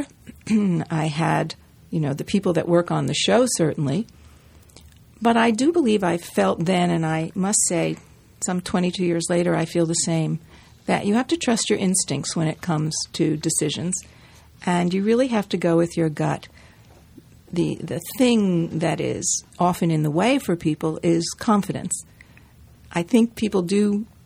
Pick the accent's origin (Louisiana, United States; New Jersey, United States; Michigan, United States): New Jersey, United States; growing up in New Jersey with my family